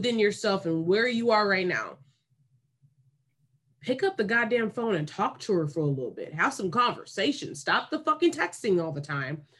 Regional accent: Davis, California, United States; growing up in Davis

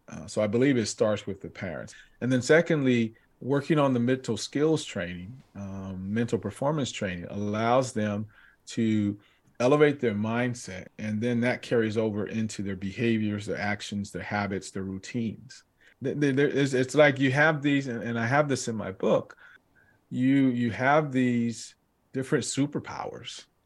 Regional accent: Southern California, United States; growing up in Southern California, and we grew up in the area where we played out in the streets

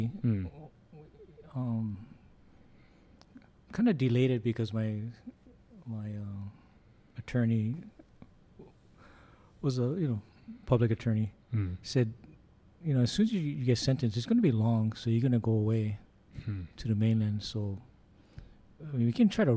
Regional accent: Honolulu, Hawaii, United States; me and this other guy, like, we're from Honolulu.

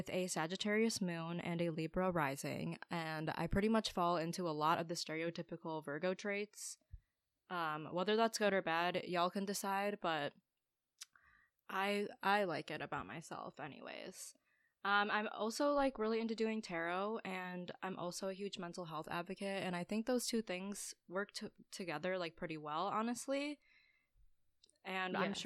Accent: Buffalo, New York, United States; moved away as an adult; also born or lived in Ohio; born and raised in Buffalo, New York, where I lived pretty much my entire life until I moved to Ohio for college

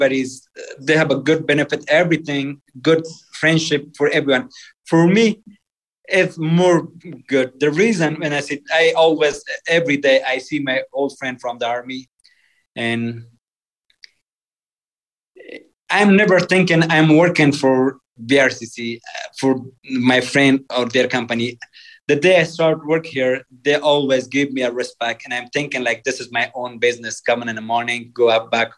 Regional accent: Afghanistan; English is a second language; moved away as an adult; also born or lived in Pakistan / Virginia, United States; now in Salt Lake City, United States; I grew up in Afghan culture and a family.

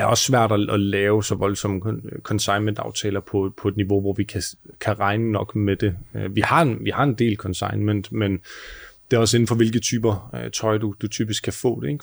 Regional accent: Southern Jutland, Southern Denmark, Denmark; moved away as an adult; now in Copenhagen, Denmark; Vi kommer begge to fra Sønderjylland

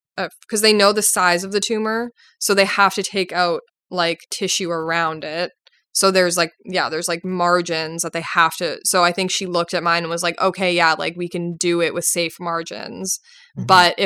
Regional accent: Winnipeg, Manitoba, Canada; Like I'm from Winnipeg.

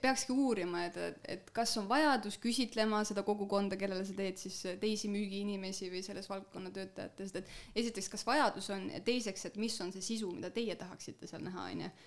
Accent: Sangaste, Valga County, Estonia; mina olen äh, pärit Sangaste alevikust

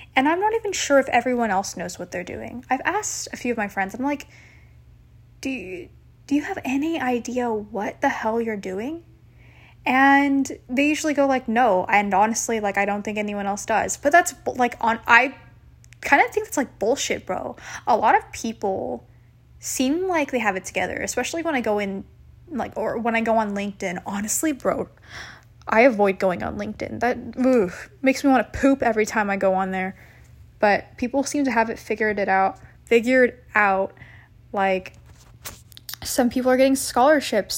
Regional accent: San Jose, California, United States; I was born on July eighteenth, two thousand in San Jose

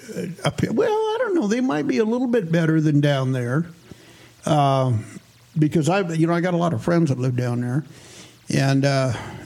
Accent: Red Lodge, Montana, United States; I'm from Red Lodge, Montana

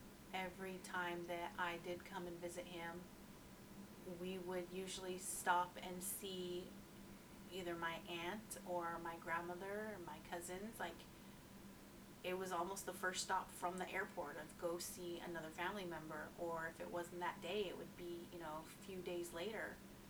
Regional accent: Utah, United States; born there; my father lived, you know, where I was born in Utah.

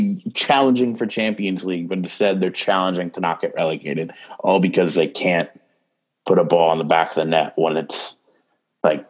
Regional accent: United States; as an American

